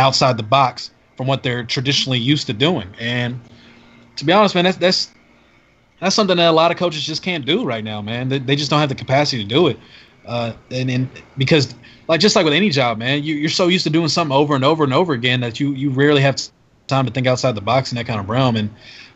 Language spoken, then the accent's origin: English; Dallas, Texas, United States; I grew up in Dallas, Texas